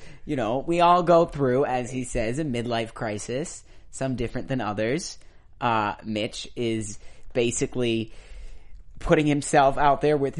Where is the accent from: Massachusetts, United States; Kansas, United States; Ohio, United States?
Massachusetts, United States; Boston; now in Southern California, United States; I'm from Boston.